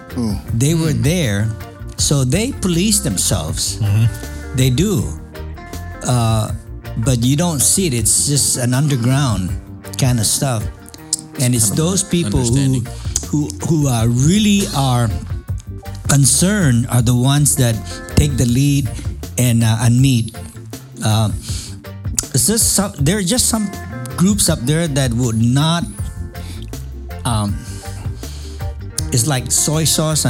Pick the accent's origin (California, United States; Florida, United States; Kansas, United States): California, United States; San Diego; I'm from San Diego